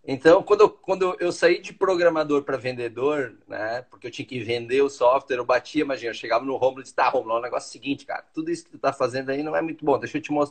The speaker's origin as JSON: {"language": "Portuguese", "town": "Teutônia", "region": "Rio Grande do Sul", "country": "Brazil", "said": "eu sou de Teutônia, né? Eu sou, como fala, eu sou alemãozinho de Teutônia, né? Então, lá do interiorzinho"}